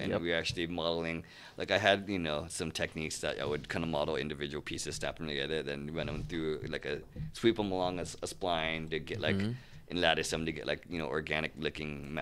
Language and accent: English; Santa Barbara, California, United States; also born or lived in San Diego; I grew up in Santa Barbara, and we moved to San Diego my senior year